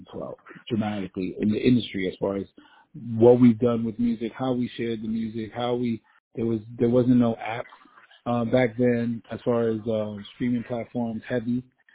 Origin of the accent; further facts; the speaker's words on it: New York City, New York, United States; I'm a kid from the Bronx who's been through some things and seen some things.